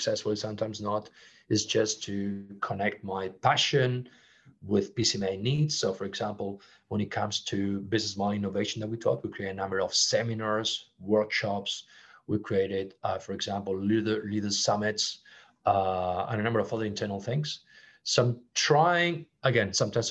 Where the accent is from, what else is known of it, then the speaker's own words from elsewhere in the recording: Barcelona, Catalonia, Spain; English is a second language; moved away as an adult; also born or lived in Geneva / Brazil / Singapore; in Barcelona, my hometown